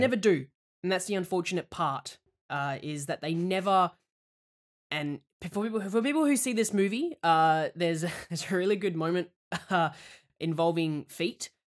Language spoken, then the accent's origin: English; Australia; moved away